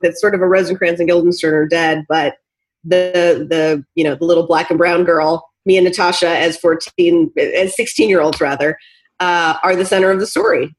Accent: Portland, Oregon, United States; I am from Portland, Oregon

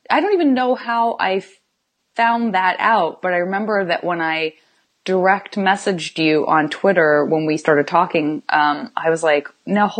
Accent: Tucson, Arizona, United States; also born or lived in San Francisco; now in Los Angeles, United States; I'm originally from Tucson

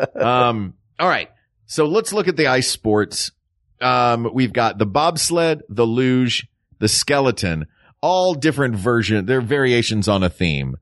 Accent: the South, United States; This growing up in the South, like, we didn't do a lot of trips to, um, snowy places.

